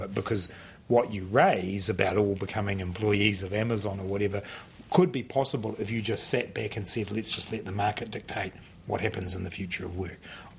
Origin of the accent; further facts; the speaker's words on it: New Zealand; One of the really exciting parts of being a New Zealander is how innovative we are.